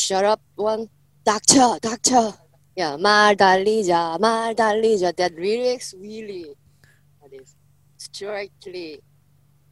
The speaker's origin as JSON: {"language": "English", "region": "Busan", "country": "South Korea", "said": "I'm from Busan"}